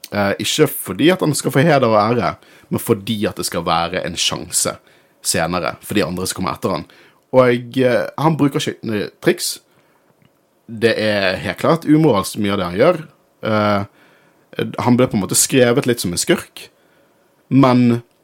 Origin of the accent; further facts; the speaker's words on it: Norway; Jeg er norsk